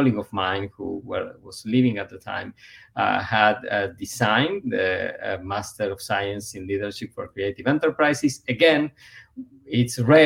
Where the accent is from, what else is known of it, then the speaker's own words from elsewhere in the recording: Buenos Aires, Argentina; moved away as an adult; also born or lived in Ithaca, New York / Cambridge, Massachusetts / Evanston, Illinois; now in United States; born and raised in Buenos Aires, Argentina